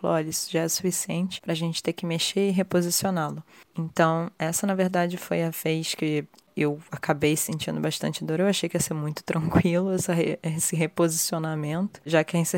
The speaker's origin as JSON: {"language": "Portuguese", "region": "Rio de Janeiro", "country": "Brazil", "moved": "yes", "lives_now": "London, United Kingdom", "said": "eu sou do Rio de Janeiro, tenho 30 anos e atualmente eu moro em Londres."}